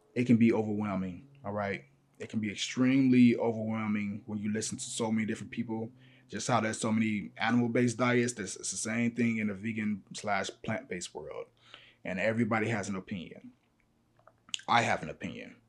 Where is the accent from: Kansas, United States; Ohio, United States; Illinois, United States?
Illinois, United States; Chicago; I'm from Chicago